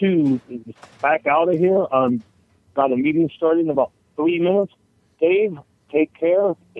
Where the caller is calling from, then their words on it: Florida, United States; over here in Florida. Just thought I'd call in before I start my meeting.